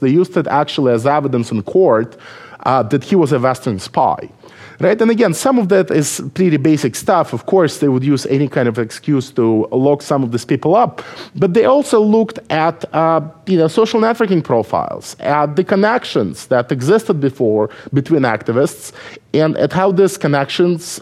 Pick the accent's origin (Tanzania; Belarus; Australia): Belarus; English is a second language; moved away as an adult; now in United States; I was born in Belarus